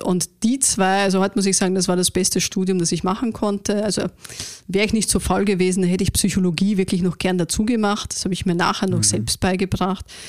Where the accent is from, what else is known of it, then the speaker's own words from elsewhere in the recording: Vienna, Austria; ich bin eine waschechte Wienerin tatsächlich